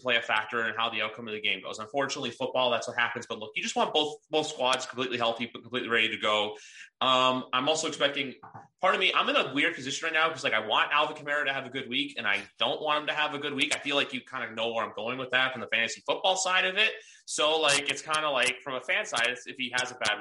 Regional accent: Canada; I am from Canada as well.

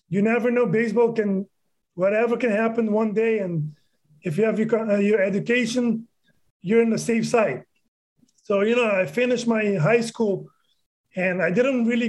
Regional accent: Aruba; I was born and raised in Aruba.

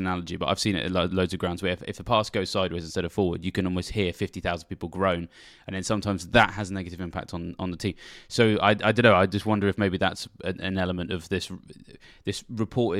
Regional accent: England, United Kingdom; I'm a Southerner

